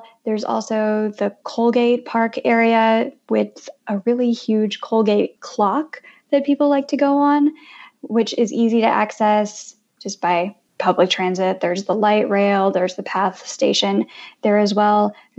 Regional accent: Philippines; now in Jersey City, United States; And so I'm Filipina, so I'm so excited about all of the Filipino food options that we have here.

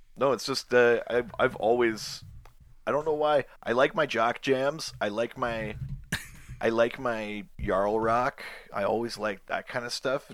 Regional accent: Yukon, Canada; I'm from the Yukon in Canada.

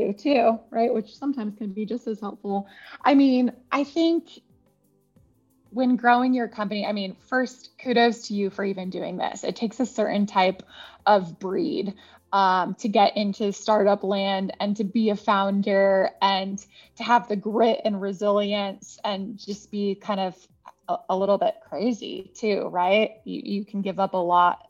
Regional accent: California, United States; moved away; I'm originally a Californian

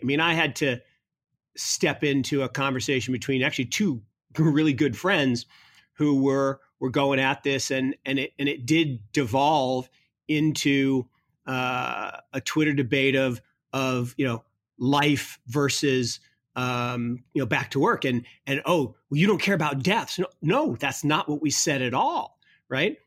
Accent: Kirkland, Washington, United States; Kirkland, Washington, where I grew up

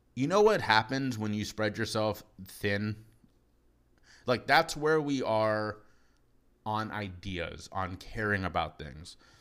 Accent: Cincinnati, Ohio, United States; moved away as an adult; now in Charleston, United States; Moved down here from my hometown of Cincinnati, Ohio

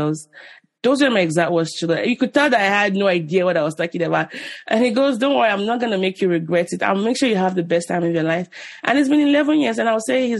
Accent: Nigeria; as a Nigerian, or even an African

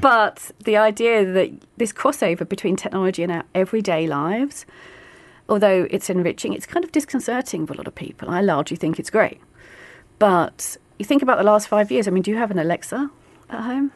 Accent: London, United Kingdom; I'm from the East End of London

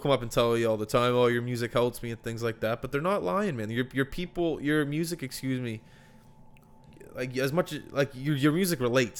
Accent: Halifax, Nova Scotia, Canada; yeah, I grew up in Rockingham, so just down the street on the Bedford Highway area.

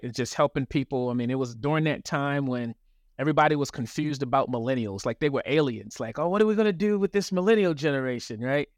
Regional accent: Baltimore, Maryland, United States; moved away; also born or lived in Los Angeles / North Carolina; I'm originally from Baltimore, lived in L

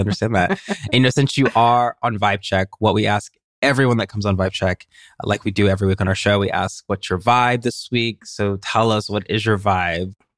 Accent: Tennessee, United States; I identified as a writer from Tennessee

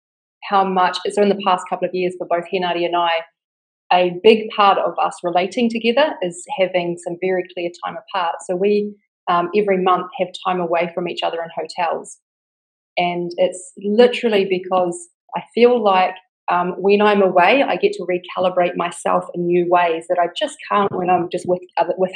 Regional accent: New Zealand; accent: New Zealand; now in Bali, Indonesia; Right now I'm in Bali, but I'm from New Zealand.

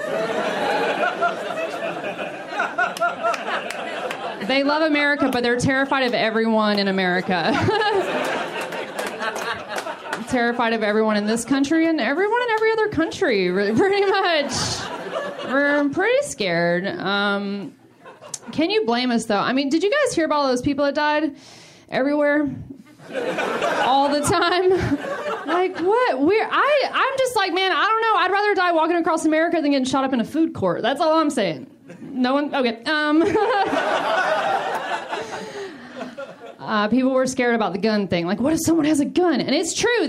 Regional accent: the South, United States; I'm from the South. The South is pretty religious

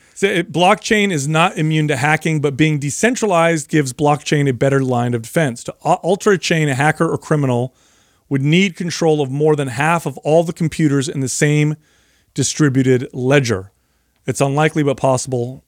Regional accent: Bay Area, California, United States; I grew up in the Bay Area.

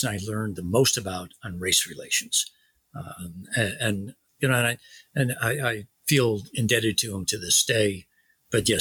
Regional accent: Stratford, Connecticut, United States; my hometown, Stratford, Connecticut

